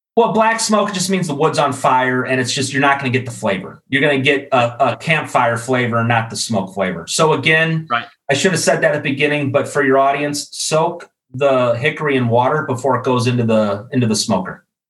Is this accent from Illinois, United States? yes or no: yes; Chicago, Illinois, United States; moved away as an adult; also born or lived in Iowa City, Iowa; now in Atlanta, United States; Originally from Chicago. I grew up in the Midwest, went to school actually at the University of Iowa, now living down in Atlanta.